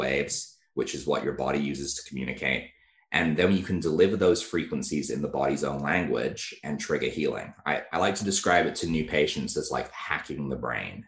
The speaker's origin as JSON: {"language": "English", "region": "England", "country": "United Kingdom", "tie": "born or raised there", "said": "I grew up in England."}